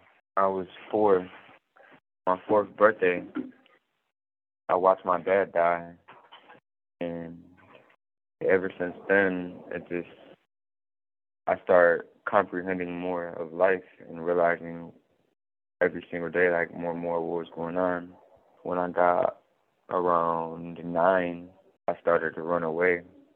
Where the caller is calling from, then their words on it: Warren Correctional Institution, Ohio, United States; I'm calling from Warren Correctional Institution, state of Ohio.